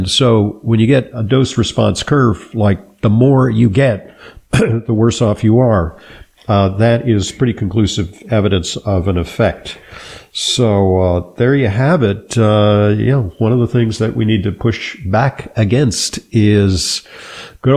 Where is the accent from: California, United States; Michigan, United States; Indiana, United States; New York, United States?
California, United States; Los Angeles; I grew up in Southern California, in the Los Angeles basin, and there were routine smog alerts